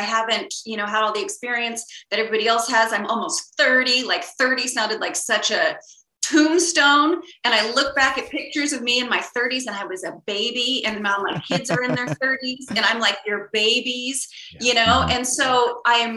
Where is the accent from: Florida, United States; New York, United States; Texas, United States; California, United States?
California, United States; Sacramento; moved away as an adult; also born or lived in Hawaii; now in Los Angeles, United States; I grew up in Sacramento